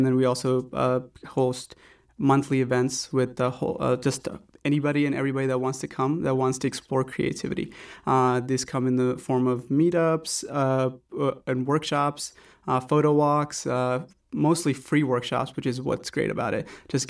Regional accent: Norcross, Georgia, United States; also born or lived in India; I was born in India, but we moved to Atlanta in 98, and specifically to Norcross, Gwinnett County, in 98. So I was 13.

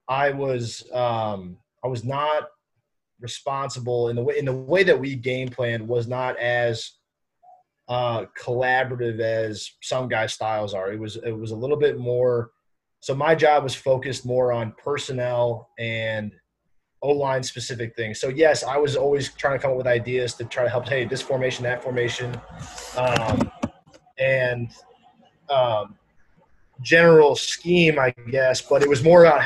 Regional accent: St. Louis, Missouri, United States; moved away; I'm from St. Louis originally, so I grew up

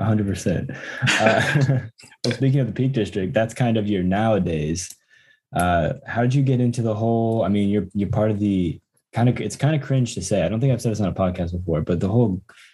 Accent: United States; I'm not white. I'm American.

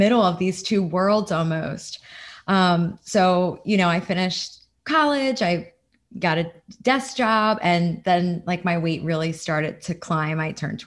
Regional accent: New Jersey, United States; now in Florida, United States; I'm from New Jersey originally. I live in Florida now.

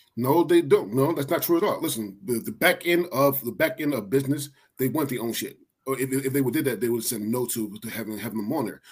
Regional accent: Philadelphia, Pennsylvania, United States; I'm from Philly

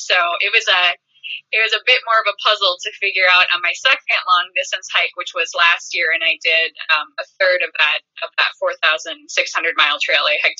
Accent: Minnesota, United States; I did about 516 miles, all here in my home state of Minnesota.

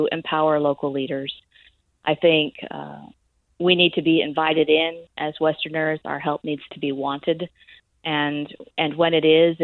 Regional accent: United States; I am an American and I was born in a different place on the planet

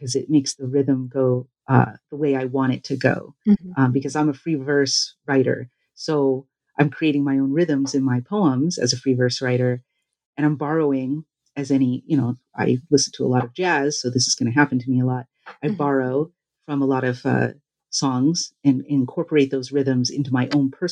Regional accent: Los Angeles, California, United States; around the place where I grew up in California, the Los Angeles beachside area

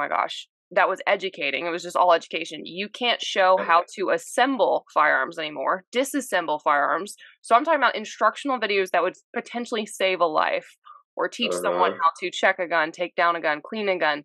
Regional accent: Pensacola, Florida, United States; Pensacola NAS is where my dad works

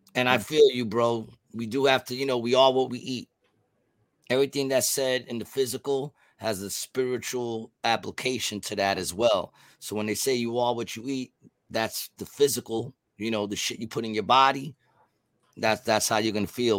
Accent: New York City, New York, United States; also born or lived in Glendale; I grew up in Queensbridge and Ravenswood

